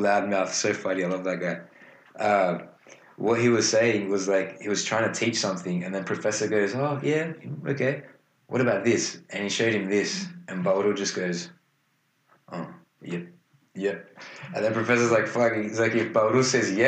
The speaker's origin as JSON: {"language": "English", "country": "Australia", "said": "even though we're Australian."}